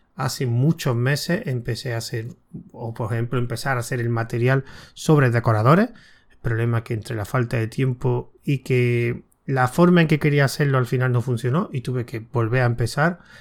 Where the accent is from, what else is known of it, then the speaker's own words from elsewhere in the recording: Córdoba, Andalusia, Spain; yo soy de Córdoba